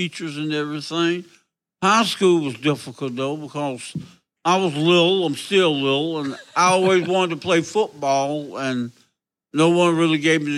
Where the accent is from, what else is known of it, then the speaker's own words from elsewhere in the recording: Woodstock, Georgia, United States; I was born and raised in a little country town in the South called Woodstock, Georgia.